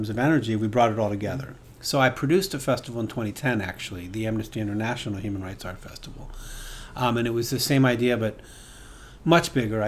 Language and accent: English; Bethesda, Maryland, United States; moved away; also born or lived in Boston; I was born in the suburbs of Washington, D.C., in Bethesda, Maryland